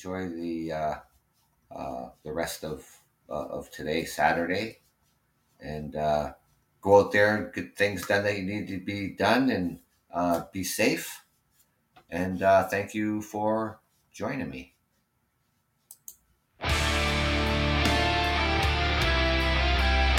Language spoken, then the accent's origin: English; Canada; being Canadian